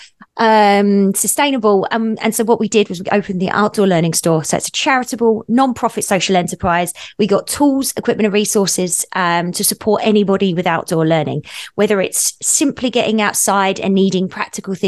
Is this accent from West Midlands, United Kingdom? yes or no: no; Essex, East of England, United Kingdom; moved away as an adult; also born or lived in Australia / New Zealand; now in Revelstoke, Canada; I grew up in England on the edge, the cusp of where London sort of dips out into the countryside in a place called Essex